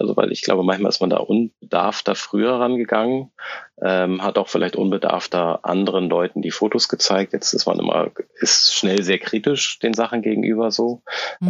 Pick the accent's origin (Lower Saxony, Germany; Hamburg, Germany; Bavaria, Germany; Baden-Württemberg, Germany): Hamburg, Germany; moved away as an adult; now in Berlin, Germany; Ich äh, äh, lebe und äh, arbeite in Berlin. Eigentlich komme ich aus Hamburg